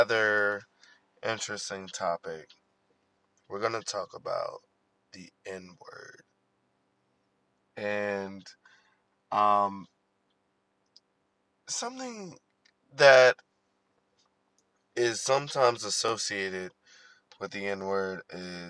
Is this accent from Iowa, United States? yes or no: no; Baltimore, Maryland, United States; growing up as a millennial in Baltimore